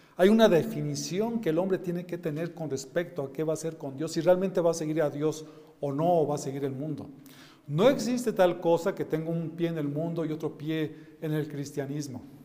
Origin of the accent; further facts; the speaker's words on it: Mexico; mis hermanos, somos mexicanos